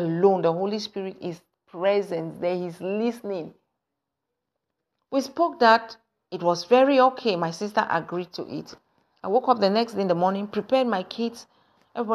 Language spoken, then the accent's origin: English; Anglophone Cameroon, Cameroon; moved away; I come from the English side.